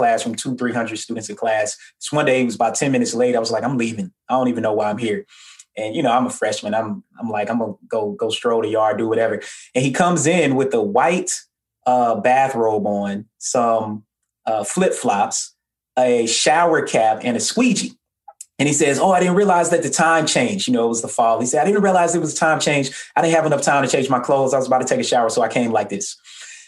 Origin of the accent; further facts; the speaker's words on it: Atlanta, Georgia, United States; also born or lived in Murfreesboro, Tennessee; So I'm originally from Murfreesboro, Tennessee. So similar to you, I'm a Southerner. I grew up in Atlanta